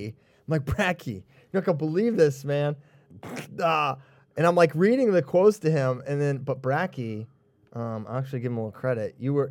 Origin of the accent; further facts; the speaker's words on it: Churchville, Virginia, United States; moved away; also born or lived in Staunton, Virginia; I'm from Churchville. I used to live in Stanton.